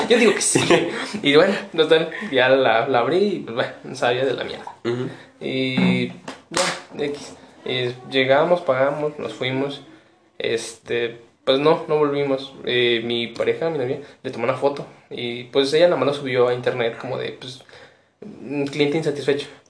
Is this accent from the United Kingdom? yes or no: no; Pénjamo, Guanajuato, Mexico; somos de, somos de una de Guanajuato, de una entidad de Guanajuato que se llama Penjum Este